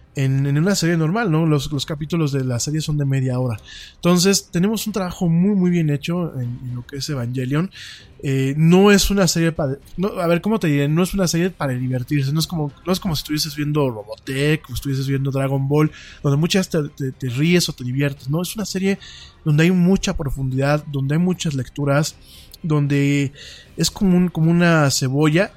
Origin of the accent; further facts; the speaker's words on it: Mexico; nosotros como mexicanos